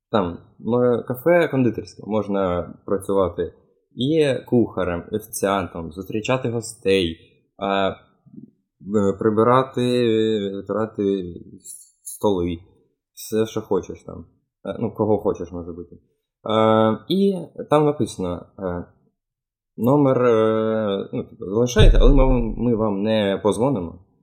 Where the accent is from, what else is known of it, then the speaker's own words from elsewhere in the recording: New York, Donetsk Oblast, Ukraine; moved away; Я взагалі е, з Нью-Йорку, це е, селище в Донецькій області.